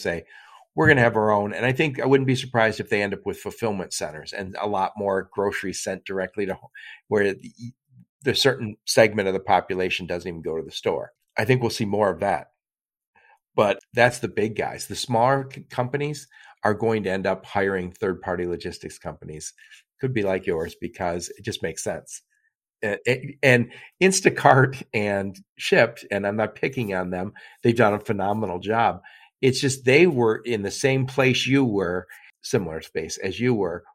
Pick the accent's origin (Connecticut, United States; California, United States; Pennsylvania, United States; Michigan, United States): Michigan, United States; I'm from Michigan